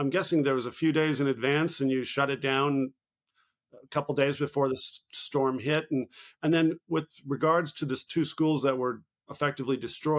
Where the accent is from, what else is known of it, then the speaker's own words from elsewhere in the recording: California, United States; I'm a Californian, and we have our own problems. I'm originally from California.